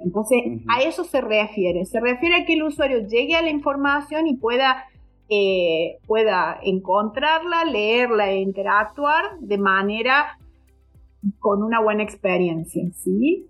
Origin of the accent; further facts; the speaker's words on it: Córdoba, Argentina; soy eh, de Córdoba, Argentina. Vivo actualmente en Córdoba, Argentina.